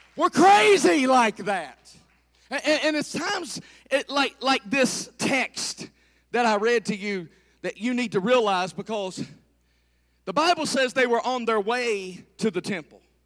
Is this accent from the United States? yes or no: yes; the South, United States; I'm from the South